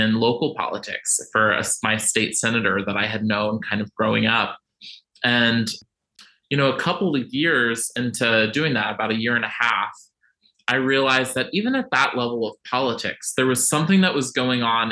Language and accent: English; Virginia Beach, Virginia, United States; I grew up in Virginia Beach, Virginia, which is one of the most conservative cities in the country